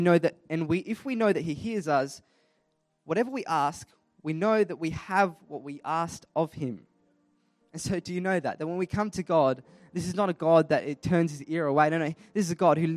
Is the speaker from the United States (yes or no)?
no; Adelaide, South Australia, Australia; I was born and raised in Adelaide, South Australia, born in Flinders Hospital